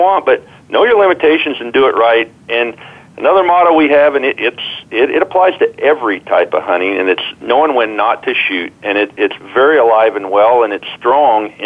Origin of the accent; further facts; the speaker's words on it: Iowa, United States; I grew up in Iowa